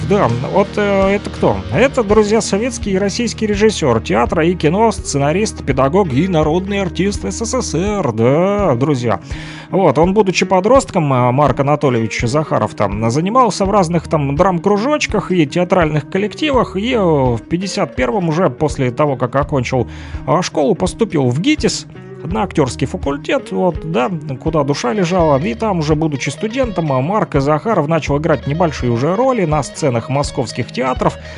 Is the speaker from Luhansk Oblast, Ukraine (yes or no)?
yes; Luhansk, Luhansk Oblast, Ukraine; now in Kirovsk, Ukraine; Вот мы с ним с одного квартала, с южного